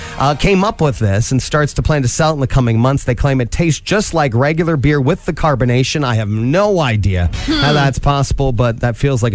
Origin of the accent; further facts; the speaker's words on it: Angola, Midwest, United States; I'm from here. I grew up in Angola. And I have so much Midwest embedded in me.